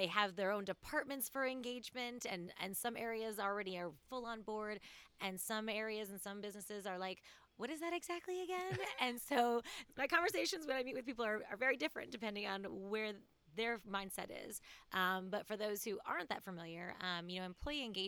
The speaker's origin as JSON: {"language": "English", "town": "Cleveland", "region": "Ohio", "country": "United States", "tie": "born or raised there", "also_born_or_lived": "Hagerstown, Maryland", "moved": "as an adult", "lives_now": "Greenville, United States", "said": "My hometown is Cleveland, Ohio"}